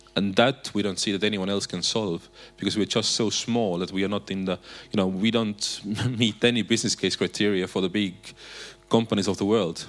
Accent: Estonia; we have said it differently in Estonia

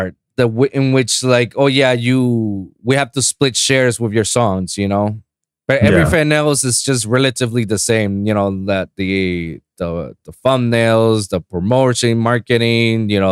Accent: Puerto Rico; English is a second language; now in South Florida, United States; here in South Florida or in my hometown in Puerto Rico

